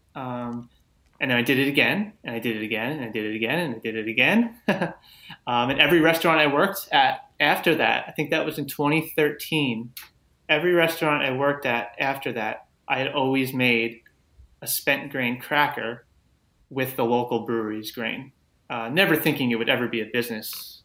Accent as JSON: {"language": "English", "area": "Long Island", "region": "New York", "country": "United States", "tie": "born or raised there", "said": "I grew up on Long Island"}